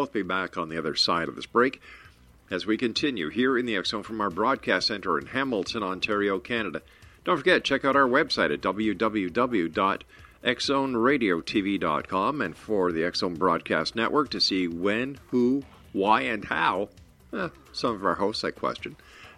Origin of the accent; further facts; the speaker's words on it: Mexico; born there; I'd say, see, I was born in Mexico.